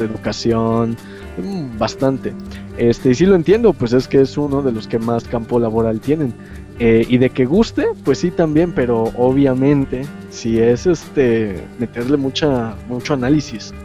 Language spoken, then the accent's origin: Spanish; Mexico; nosotros este, hemos tenido como mexicano